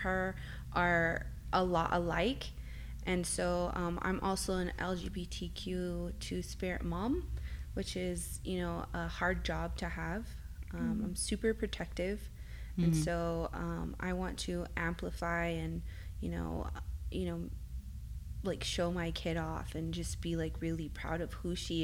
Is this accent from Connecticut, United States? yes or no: no; Arizona, United States; first language Spanish; English is a second language; moved away as an adult; also born or lived in California / West Point, New York; now in Las Cruces, United States; I'm originally from Arizona. And after high school, I went to college in Arizona